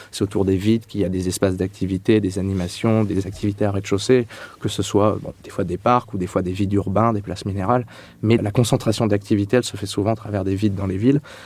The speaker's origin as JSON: {"language": "French", "town": "Châlons-en-Champagne", "region": "Grand Est", "country": "France", "tie": "born or raised there", "also_born_or_lived": "Reims / Clermont-Ferrand", "moved": "as an adult", "said": "je suis né en Champagne-Ardenne, à Châlons-Champagne"}